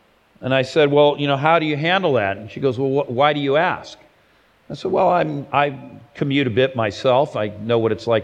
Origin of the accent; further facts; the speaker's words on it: Los Angeles, California, United States; my hometown of Los Angeles